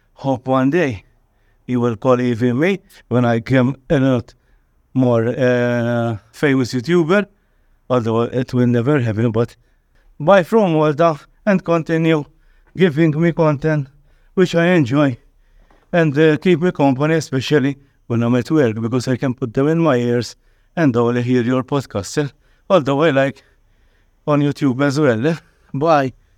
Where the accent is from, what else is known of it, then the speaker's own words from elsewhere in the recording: Malta; I am from Malta. We are a very small island in the center of the Mediterranean Sea.